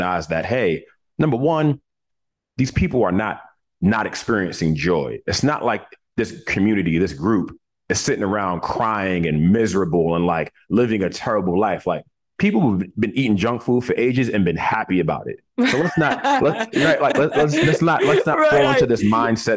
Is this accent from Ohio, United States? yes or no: no; New York City, New York, United States; when I was born in Coney Island, Brooklyn